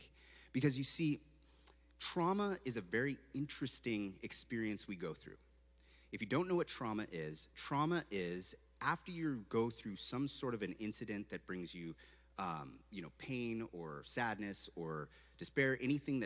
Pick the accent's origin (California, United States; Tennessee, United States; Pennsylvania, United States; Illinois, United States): California, United States; Santa Cruz; moved away as an adult; also born or lived in Eugene, Oregon; I come from a place called Santa Cruz, California, and there's a theme park like right there. It was like right over there from where I lived